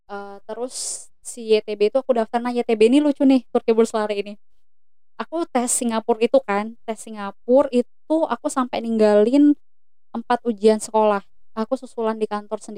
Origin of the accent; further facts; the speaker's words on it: Palembang, South Sumatra, Indonesia; aku nih dari Palembang guys